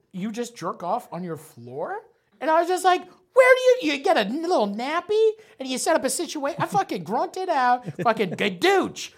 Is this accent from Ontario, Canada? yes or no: yes; St. Thomas, Ontario, Canada; also born or lived in Nova Scotia; we moved from Nova Scotia to fucking Saint Thomas, Ontario. Small fucking buttfuck town